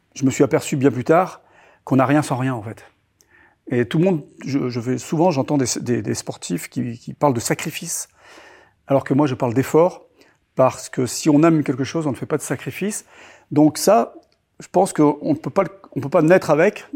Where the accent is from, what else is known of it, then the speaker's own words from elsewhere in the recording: Toulon, Provence-Alpes-Côte d'Azur, France; Je suis né à Toulon euh, en 1964. Et euh, je vivais dans un petit village à une trentaine de kilomètres de, de Toulon qui s'appelle Pignan